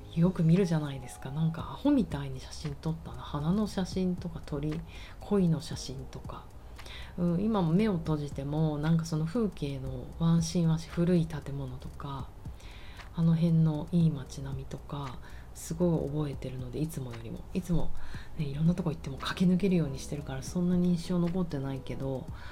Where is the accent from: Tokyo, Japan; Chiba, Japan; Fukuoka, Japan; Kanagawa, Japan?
Tokyo, Japan; 私あの生まれは浅草橋なんですけど